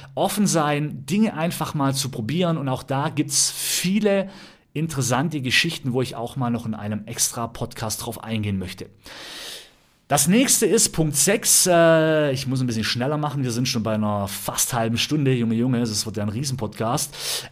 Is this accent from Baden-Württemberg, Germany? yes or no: yes; Ravensburg, Baden-Württemberg, Germany; also born or lived in Berlin; ich komme aus Ramsburg vom Bodensee, habe hier einen riesen Freundeskreis